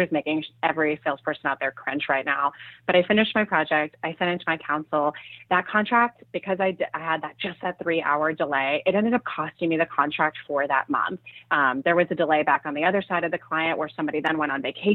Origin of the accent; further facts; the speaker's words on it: Switzerland; moved away; I'm originally from Switzerland